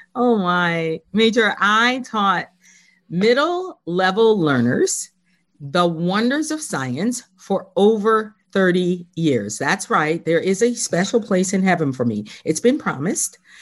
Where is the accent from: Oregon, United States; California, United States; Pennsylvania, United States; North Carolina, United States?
Pennsylvania, United States; Philadelphia; moved away as an adult; also born or lived in Harrisburg, Pennsylvania; I was born and raised in Philly